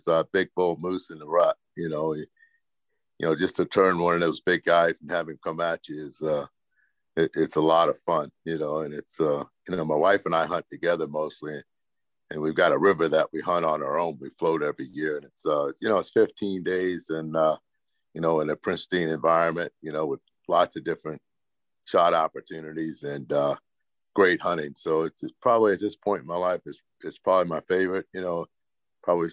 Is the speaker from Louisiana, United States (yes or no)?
yes; Louisiana, United States; now in Chugiak, United States; I'm from Louisiana originally. And I moved up to Alaska in 1986